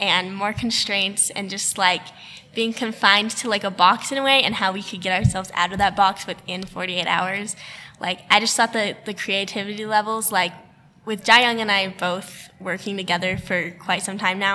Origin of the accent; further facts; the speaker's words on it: Casper, Wyoming, United States; I was born in Casper and pretty much raised there and a little bit on the reservation